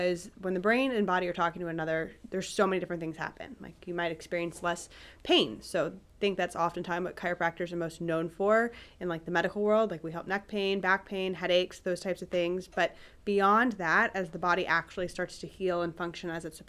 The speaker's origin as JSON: {"language": "English", "town": "Cincinnati", "region": "Ohio", "country": "United States", "tie": "born or raised there", "also_born_or_lived": "St. Louis / Columbus", "lives_now": "Dublin, United States", "said": "I grew up in Cincinnati, and I moved to Columbus to go to Ohio State"}